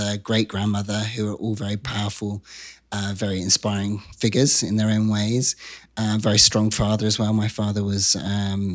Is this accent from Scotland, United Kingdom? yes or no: no; Wiltshire, South West England, United Kingdom; moved away; I grew up in an area of England called Wiltshire